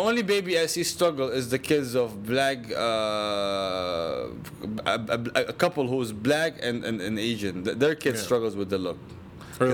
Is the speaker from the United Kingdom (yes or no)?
no; Syria; now in United States